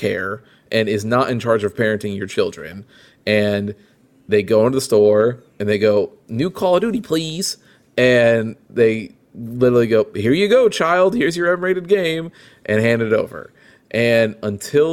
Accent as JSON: {"language": "English", "town": "Peoria", "region": "Illinois", "country": "United States", "tie": "born or raised there", "said": "in my hometown, which in Peoria, it was not that big"}